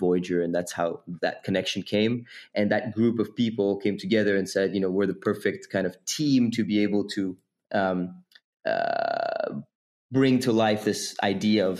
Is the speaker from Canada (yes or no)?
no; Geneva, Switzerland; moved away as an adult; also born or lived in London; I was born and raised in Geneva, Switzerland